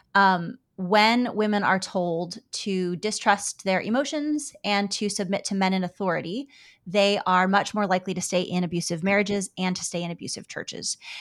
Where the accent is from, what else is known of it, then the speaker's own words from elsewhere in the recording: United States; I'm an American woman.